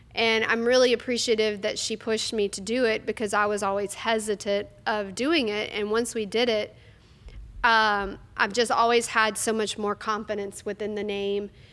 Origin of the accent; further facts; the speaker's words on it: North Louisiana, United States; I'm from North Louisiana